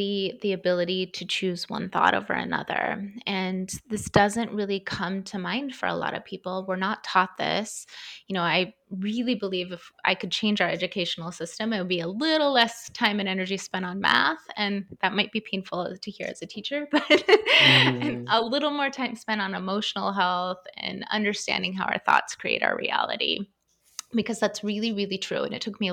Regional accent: Idaho, United States; also born or lived in Southern California; We moved from Southern California to the middle of nowhere, Idaho, and grew up on, you know, we farmed our own food.

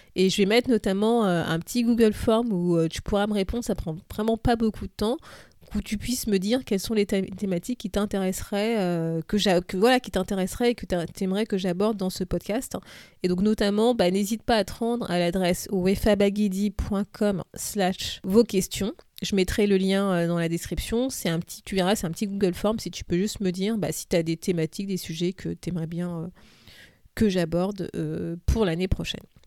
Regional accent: France; now in London, United Kingdom; je suis française, mais en ce moment, j'habite à Londres

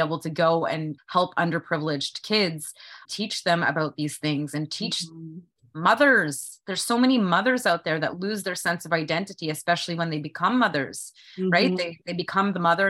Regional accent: Canada; I'm a Canadian and I was trying to live the American dream

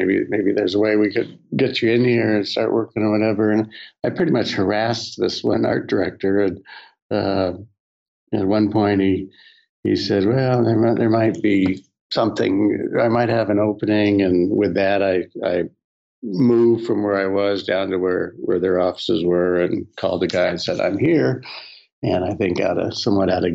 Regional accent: Southern California, United States; spending a lot of time growing up in Southern California and around the surf and skate worlds

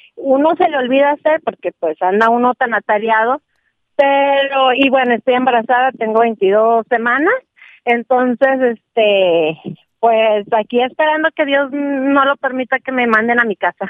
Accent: Monterrey, Nuevo León, Mexico; moved away; yo soy de Monterrey

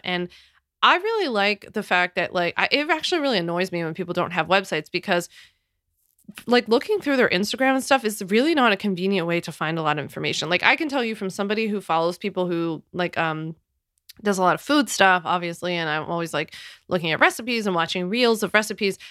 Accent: Philadelphia, Pennsylvania, United States; I'm from Philly

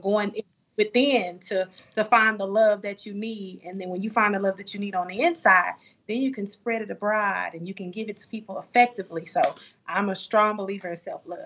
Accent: Dallas, Texas, United States; born and raised in Dallas, Texas

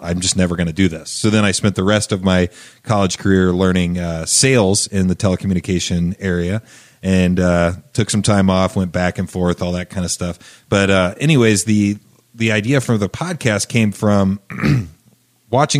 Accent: Charlottesville, Indiana, United States; also born or lived in New Palestine, Indiana; I moved from New Palestine, Indiana, to Charlottesville, Indiana.

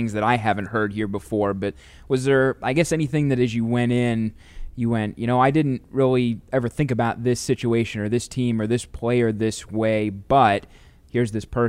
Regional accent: St. Louis, Missouri, United States; Like you, I'm from St. Louis.

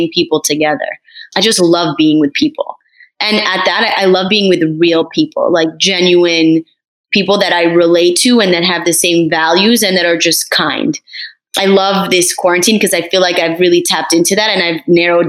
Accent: Paris, Île-de-France, France; also born or lived in Morocco (ancestry); now in Miami, United States; I'm actually from Paris, France. I was born there

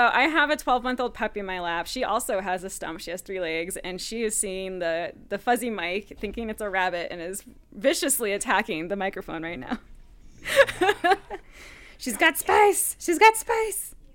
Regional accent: Bar Harbor, Maine, United States; moved away as an adult; also born or lived in Vermont; now in Colorado, United States; I was raised in Maine, So I grew up on the Maine coast

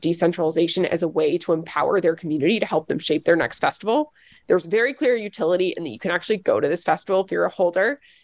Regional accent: Nashville, Tennessee, United States; I'm from Nashville, Tennessee

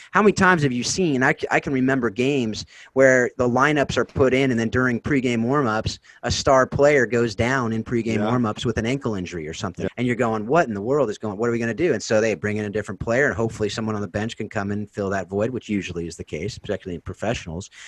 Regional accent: Southern California, United States; I'm actually from South California, which is a little different and a different accent

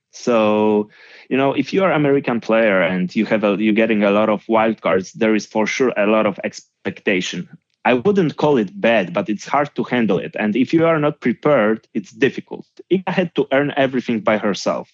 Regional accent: Gdynia, Pomeranian Voivodeship, Poland; English is a second language; moved away as an adult; also born or lived in Warsaw, Poland; Then I moved from Gdynia to, to Warsaw, to the capital of Poland, and I started to work in full time as a coach

